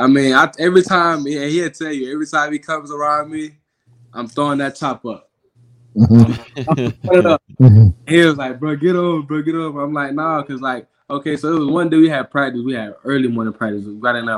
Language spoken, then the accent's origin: English; Morgan City, Louisiana, United States; I'm from Louisiana. I'm from Morgan City, Louisiana, in a million. So I grew up an LSU fan